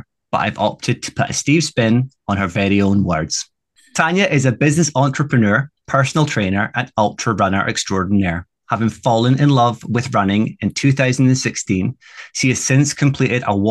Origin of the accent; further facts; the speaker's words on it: Scotland, United Kingdom; Being Scottish